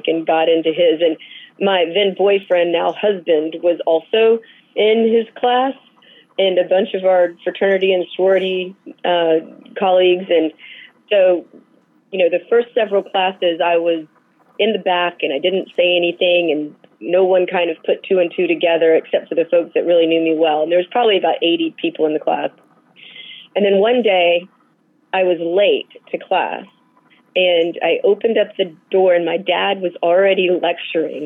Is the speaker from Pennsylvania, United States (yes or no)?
no; Dallas, Texas, United States; now in Atlanta, United States; I grew up in Dallas, Texas